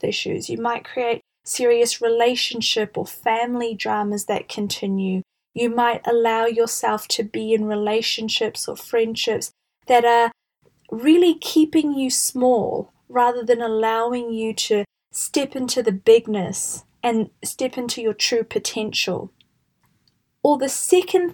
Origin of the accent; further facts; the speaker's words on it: New Zealand; I'm from New Zealand and we have a concept here called the tall poppy syndrome